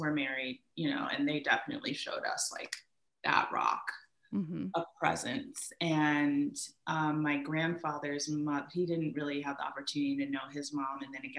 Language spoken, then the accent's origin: English; Bermuda; born there; and I was born in Bermuda. I would go back and forth to Bermuda